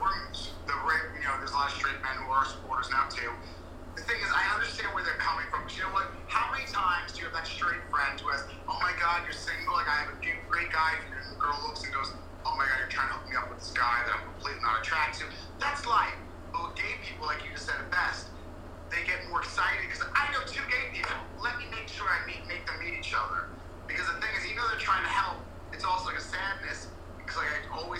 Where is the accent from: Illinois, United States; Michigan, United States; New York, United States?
New York, United States; New York City; now in Wilton Manors, United States; I'm from New York